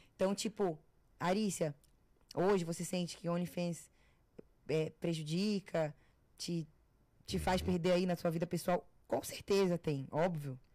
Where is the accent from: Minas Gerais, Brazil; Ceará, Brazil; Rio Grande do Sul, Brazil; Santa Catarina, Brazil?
Santa Catarina, Brazil; Florianópolis; now in São Paulo, Brazil; eu cresci no Campeche